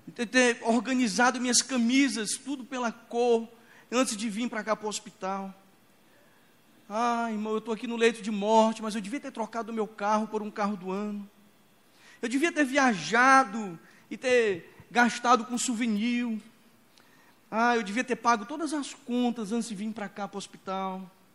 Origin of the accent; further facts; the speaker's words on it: Imperatriz, Maranhão, Brazil; Quando eu era criança, lá em Imperatriz do Maranhão, Imperatriz é conhecida como uma cidade é o portal da Amazônia, lá onde a Amazônia começa, lá em Imperatriz. Então é uma vida selvagem ali já. Então eu cresci